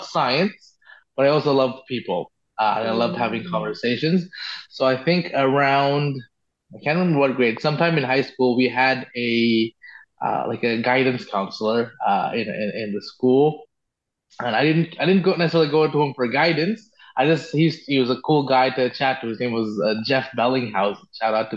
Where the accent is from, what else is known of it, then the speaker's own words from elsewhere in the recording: Bangkok, Thailand; moved away as an adult; now in Ottawa, Canada; I grew up in Bangkok, and I never liked the big city.